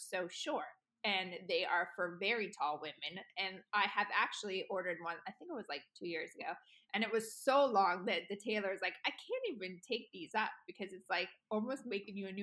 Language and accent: English; Colorado, United States; I grew up in Colorado for a long time